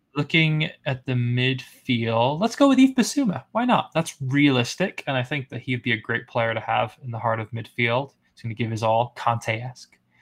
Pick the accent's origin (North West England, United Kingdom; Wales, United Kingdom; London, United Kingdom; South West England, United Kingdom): Wales, United Kingdom; Carmarthen; moved away; my hometown team, Carmarthen